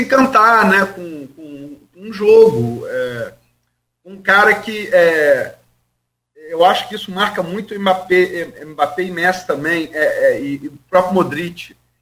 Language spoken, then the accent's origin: Portuguese; Brazil; como brasileiro